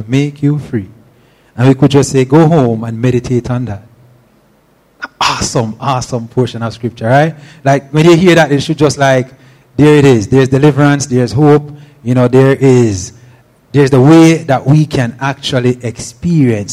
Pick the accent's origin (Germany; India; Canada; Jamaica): Jamaica; Steer Town; moved away; I'm from Steertown